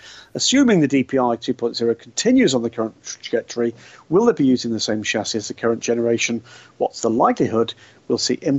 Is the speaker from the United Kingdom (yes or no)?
yes; United Kingdom; Well, I'm British